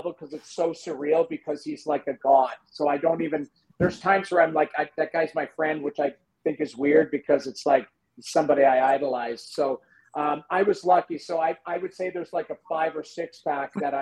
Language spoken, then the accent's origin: English; St. Albert, Alberta, Canada; moved away; I grew up in St. Albert. I lived on Butterfield